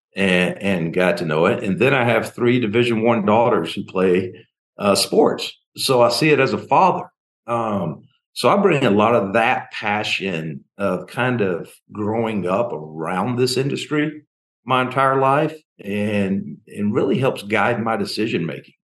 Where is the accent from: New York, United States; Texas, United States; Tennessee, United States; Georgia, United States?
Tennessee, United States; Memphis; now in Tallahassee, United States; I grew up in Memphis.